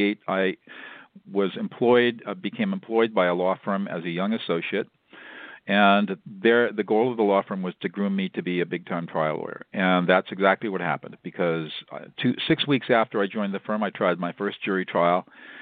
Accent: Southern California, United States; also born or lived in Dartmouth College (New Hampshire) / Fresno, California; I was born and raised in Southern California. I'm a native Californian.

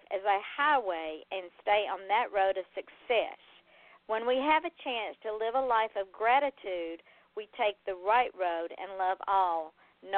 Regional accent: Atlanta, Georgia, United States; now in Florida, United States; me being born and raised in Atlanta

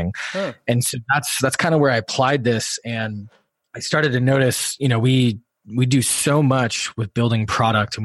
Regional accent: Wisconsin, United States; moved away as an adult; also born or lived in Illinois / Washington, D.C.; I grew up in Wisconsin

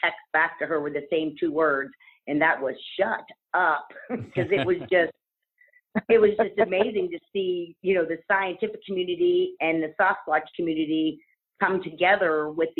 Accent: Youngstown, Ohio, United States; I'm also from Youngstown, Ohio

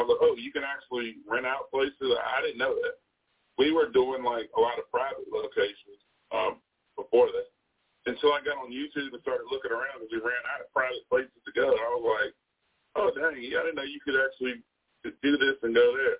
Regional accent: Bedford, Virginia, United States; There is. I'm from Bedford.

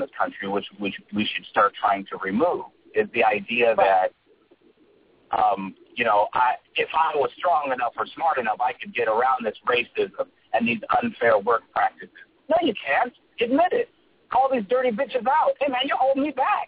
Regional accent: United States; I'm an American. I could say Samoan American.

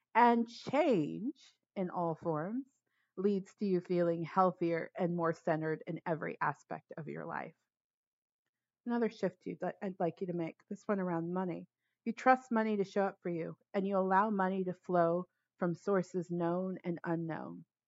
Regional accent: Los Angeles, California, United States; moved away as an adult; now in Bay Area, United States; I'm originally from Los Angeles, but I haven't lived there in 15 years. I've been in the Bay Area 16, maybe 17 years now.

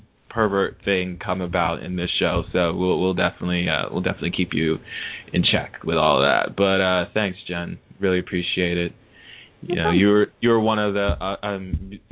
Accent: Penns Grove, New Jersey, United States; Pinsgrove in the house from my hometown

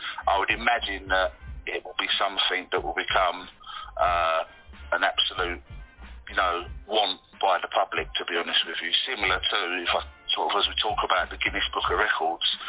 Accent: London, United Kingdom; I'm from London and I currently live in London

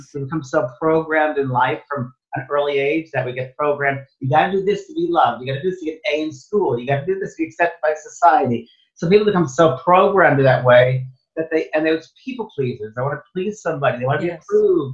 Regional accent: New York, United States; moved away as an adult; also born or lived in San Francisco, California / Los Angeles, California; I thought I was from New York.

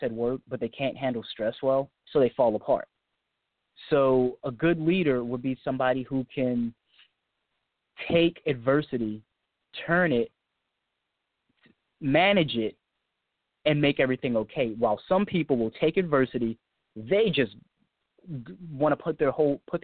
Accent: United States; I'm from the United States

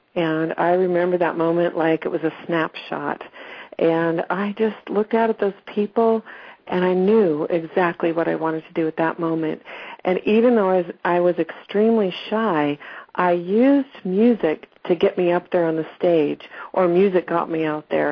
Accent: Lincoln, Nebraska, United States; I grew up in Lincoln, Nebraska

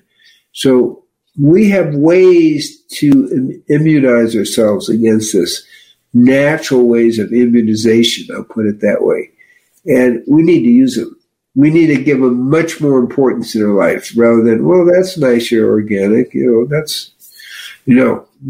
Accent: Chicago, Illinois, United States; I'm from Chicago

